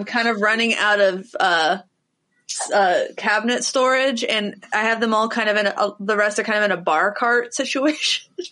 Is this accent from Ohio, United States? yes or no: yes; Cincinnati, Ohio, United States; moved away; also born or lived in Nashville, Tennessee; I'm from Ohio, but like I have lots of family in South Carolina that I was always very, very close with.